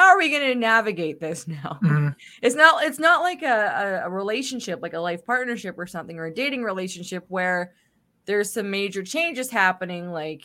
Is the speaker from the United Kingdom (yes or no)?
no; Canada; as a Canadian